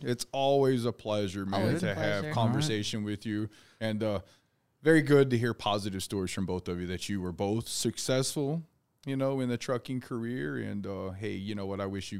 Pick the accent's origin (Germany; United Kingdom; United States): United States; Tennessee; I can play spoons. I'm from Tennessee.